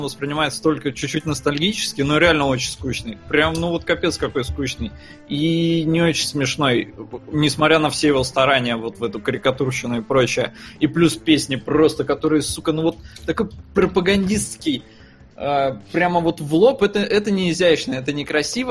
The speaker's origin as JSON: {"language": "Russian", "country": "Estonia", "tie": "born or raised there", "said": "я вырос в Эстонии"}